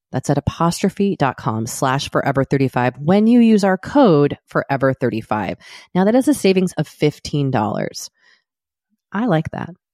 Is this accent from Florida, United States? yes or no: no; Boston, Massachusetts, United States; moved away as an adult; also born or lived in Maine / New York; now in Los Angeles, United States; I also grew up in Boston